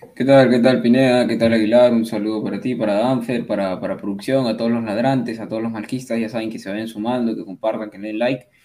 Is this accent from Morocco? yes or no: no; Peru; peruano, soy peruano, en Perú